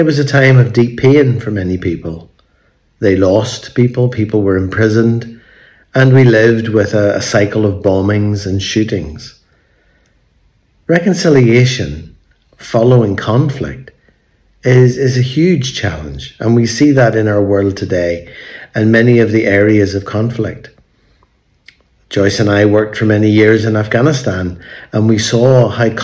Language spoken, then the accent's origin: English; Belfast, Northern Ireland, United Kingdom; moved away; today we're in Belfast, in my hometown where I grew up.